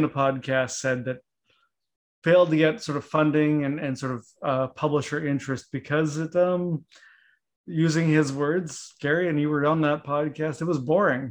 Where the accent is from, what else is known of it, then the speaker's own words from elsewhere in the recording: Canada; now in United States; growing up in Canada and even being in the US for this long